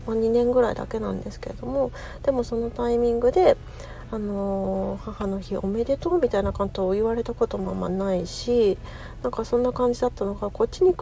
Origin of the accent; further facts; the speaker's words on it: Japan; moved away as an adult; also born or lived in United States (West Coast); now in United States; で私今アメリカに住んでるんですけれどもあの生まれ育ったのは日本なので